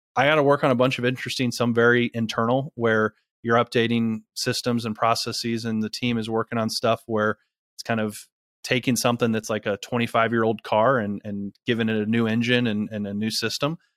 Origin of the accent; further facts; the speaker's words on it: Akron, Ohio, United States; also born or lived in East Coast; now in Columbus, United States; I wasn't born in Ohio, but, uh, moved to Ohio when I was really little for my dad's job. Uh, and so I grew up in northeastern Ohio. I'm originally from Akron